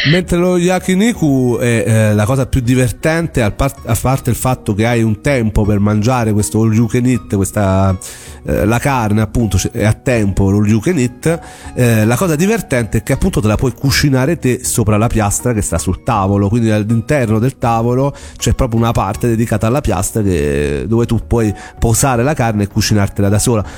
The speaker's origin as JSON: {"language": "Italian", "town": "Rome", "region": "Lazio", "country": "Italy", "said": "come si dice dalle mie parti a Roma"}